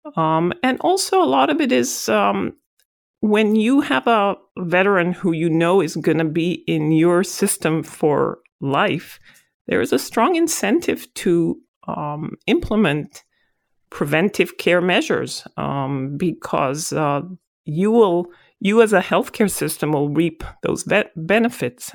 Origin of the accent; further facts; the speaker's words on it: Israel; moved away as an adult; now in United States; I'm originally from Israel